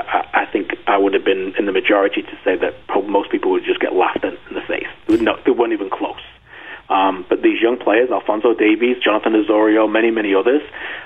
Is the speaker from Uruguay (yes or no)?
no; England, United Kingdom; the mentality that I grew up with in Northern England